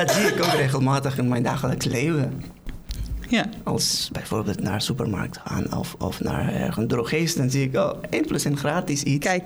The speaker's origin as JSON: {"language": "Dutch", "country": "Afghanistan", "also_born_or_lived": "Netherlands", "second_language": "Dutch", "moved": "as an adult", "lives_now": "The Hague, Netherlands", "said": "Ik kom uit Afghanistan. sinds 2016 woon ik in een prachtig land, in Nederland."}